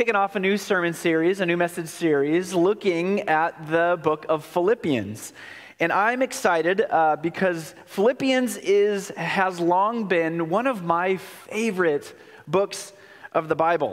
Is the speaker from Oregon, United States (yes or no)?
yes; Oregon, United States; moved away; I'm born and raised in Oregon, and Oregon holds my heart